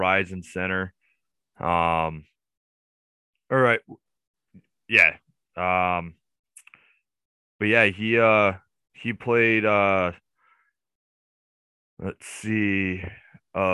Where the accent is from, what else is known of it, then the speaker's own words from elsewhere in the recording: United States; as an American